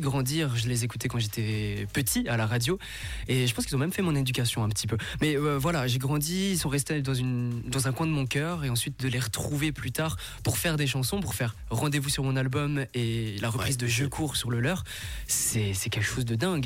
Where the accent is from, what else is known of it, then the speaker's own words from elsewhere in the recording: Vietnam; moved away; je viens du Vietnam